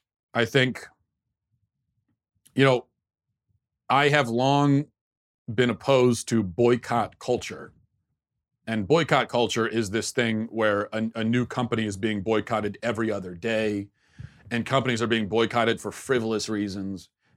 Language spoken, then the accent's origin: English; Maryland, United States; I grew up in Maryland, it was a probably still majority Christian area, but there was a heavy Jewish population.